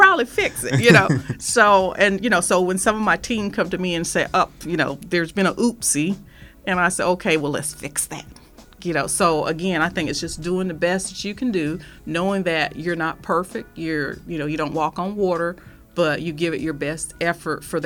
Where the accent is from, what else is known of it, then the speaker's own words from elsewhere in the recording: Fayetteville, North Carolina, United States; now in Wichita, United States; In North Carolina, there's Fort Bragg. That's the town my hometown was in.